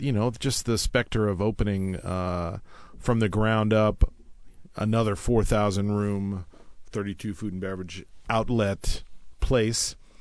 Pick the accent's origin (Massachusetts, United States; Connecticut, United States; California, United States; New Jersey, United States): California, United States; Oakland; I'm from the Bay Area, Oakland, uh, and, uh, my dad was in the wine business